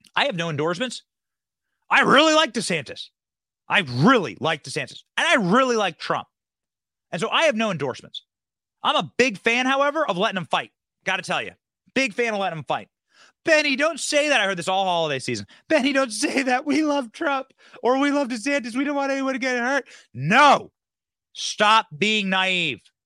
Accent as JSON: {"language": "English", "town": "Cedar Rapids", "region": "Iowa", "country": "United States", "tie": "born or raised there", "moved": "yes", "said": "my hometown in Cedar Rapids, Iowa"}